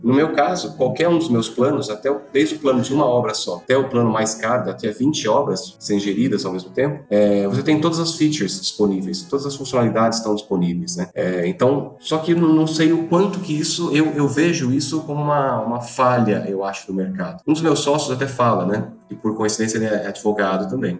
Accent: Bauru, São Paulo, Brazil; o motivo de eu estar em Bauru, eu sou de Bauru

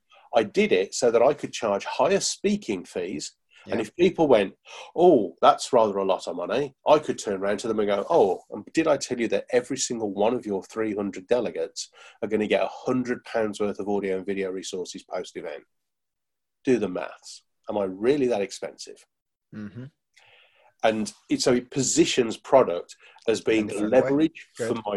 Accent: Birmingham, West Midlands, United Kingdom; I'm from Birmingham, so we don't

